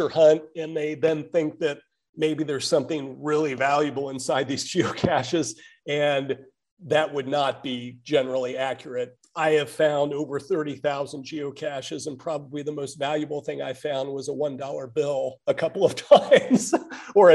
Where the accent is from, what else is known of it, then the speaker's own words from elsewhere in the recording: Kansas City, Missouri, United States; moved away as an adult; now in Seattle, United States; I grew up in the Kansas City area, and I moved here to Seattle about 8 years ago